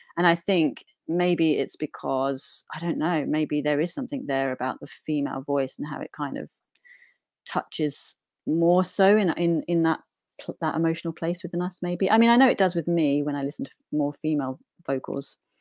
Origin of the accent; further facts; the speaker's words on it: Newport, East of England, United Kingdom; also born or lived in outskirts of east London; now in London, United Kingdom; I grew up in a little village, um, called Newport, Essex